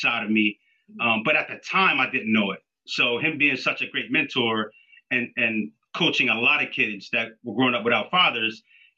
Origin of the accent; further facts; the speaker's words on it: Wilmington, Delaware, United States; also born or lived in Philadelphia, Pennsylvania; I grew up in Wilmington, Delaware, but I was a police officer in Philadelphia